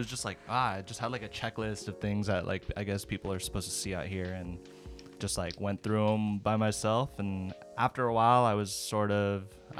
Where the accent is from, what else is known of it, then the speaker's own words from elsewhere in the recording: Orange County, California, United States; also born or lived in Baltimore; now in Los Angeles, United States; Well, I grew up in Orange County. Went to school in Baltimore for a couple of years. I was living out there, and then I moved to LA after I finished school